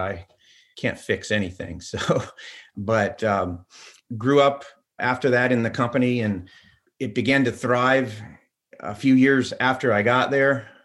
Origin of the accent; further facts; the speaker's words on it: Orlando, Florida, United States; also born or lived in Pella, Iowa; I'm as close to a Floridian as you can possibly get